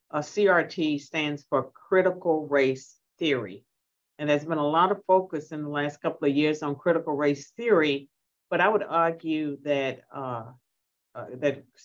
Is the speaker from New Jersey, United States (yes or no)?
no; Virginia, United States; Well, I'm from Southwestern Virginia, and uh, and my folks weren't educated, so I struggle with some of these words.